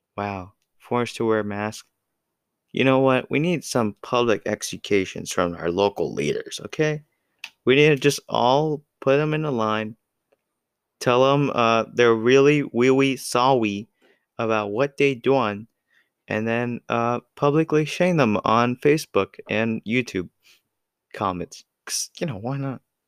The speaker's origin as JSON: {"language": "English", "country": "United States", "said": "I'm American"}